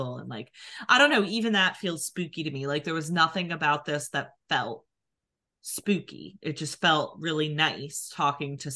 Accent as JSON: {"language": "English", "region": "New Jersey", "country": "United States", "accent": "Philadelphia", "said": "we're from New Jersey"}